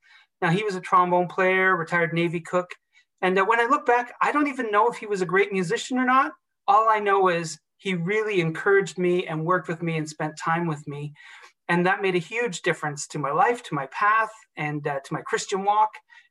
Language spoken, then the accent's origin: English; Ontario, Canada; also born or lived in Toronto / Halifax; I was born in Toronto, in Canada. I'm an officer's kid, though, so I grew up all over, mostly in Ontario, which is sort of center of Canada, but did spend 4 very important formative years in my teens in Halifax, Nova Scotia